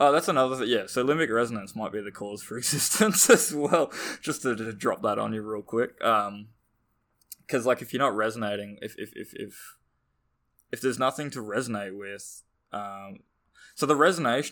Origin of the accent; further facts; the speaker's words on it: Australia; accent: Australian; I'm Australian. Our accents are pretty strong, I think